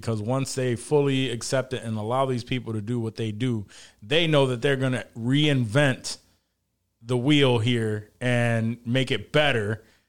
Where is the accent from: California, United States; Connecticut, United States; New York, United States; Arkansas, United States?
New York, United States; we're all from New York.